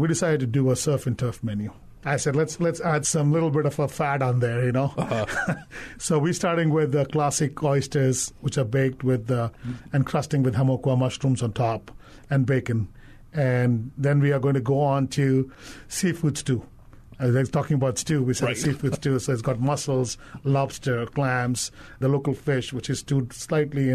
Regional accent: Andaman and Nicobar Islands, India; also born or lived in Caribbean; now in Hawaii, United States; in India, when I grew up in Andaman Islands

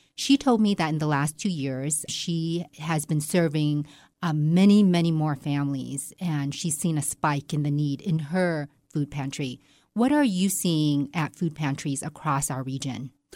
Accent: Silicon Valley, California, United States; now in Reno, United States; I'm from Silicon Valley. I was in that industry

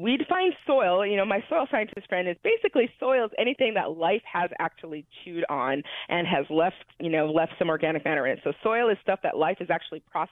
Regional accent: Illinois, United States; I grew up in Illinois. I grew up in the heart of farmland

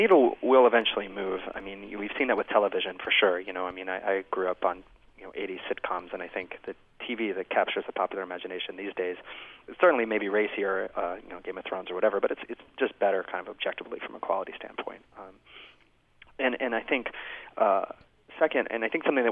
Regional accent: United States; I'm an American

